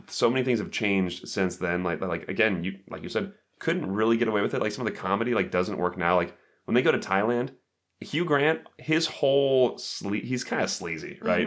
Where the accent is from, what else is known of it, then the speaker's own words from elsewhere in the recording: United States; I'm American